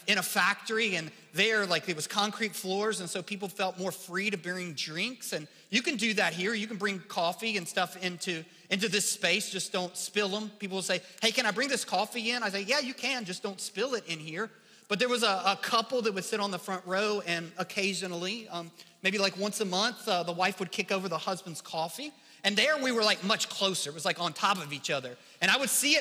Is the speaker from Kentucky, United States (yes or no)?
yes; Kentucky, United States; accent: Kentucky English; my accent, you know, my Kentucky English